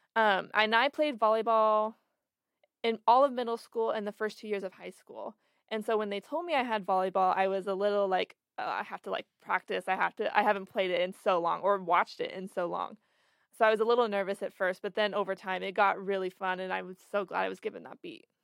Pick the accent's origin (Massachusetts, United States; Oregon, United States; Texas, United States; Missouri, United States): Oregon, United States; Florence; now in Eugene, United States; I'm from Florence, which is only an hour and a half from here